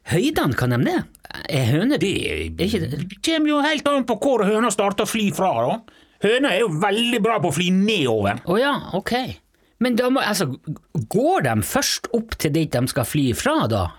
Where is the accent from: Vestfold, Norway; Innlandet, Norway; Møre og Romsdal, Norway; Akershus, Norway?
Møre og Romsdal, Norway; Jeg er fra Sunnmøre, ja.